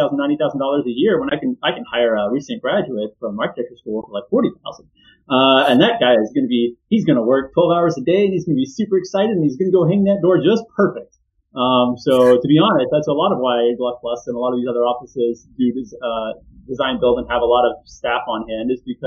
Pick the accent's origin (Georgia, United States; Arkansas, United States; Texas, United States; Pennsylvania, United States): Texas, United States; Houston; I grew up in Houston